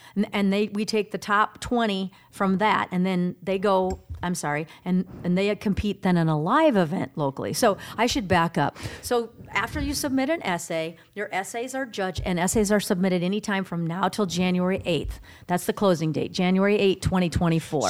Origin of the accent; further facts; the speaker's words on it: Sioux City, Iowa, United States; also born or lived in Minneapolis, Minnesota / California / Phoenix, Arizona; I was born in Minneapolis, but grew up in Sioux City